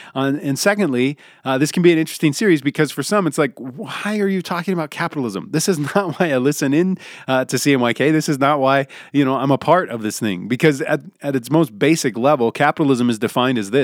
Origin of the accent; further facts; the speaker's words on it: United States; if you grew up in the United States of America